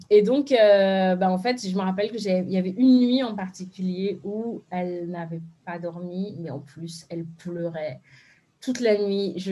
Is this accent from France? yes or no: no; Benin; je me rappelle que moi j'avais la même chose en fond parce que je suis béninoise